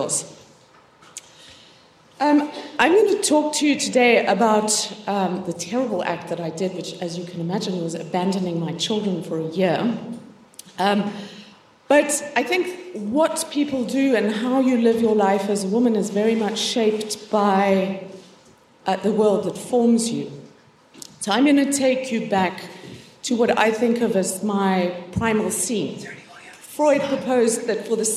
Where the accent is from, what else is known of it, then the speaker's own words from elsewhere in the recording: Cape Town, Western Cape, South Africa; I'm from Cape Town, and Cape Town is a very beautiful city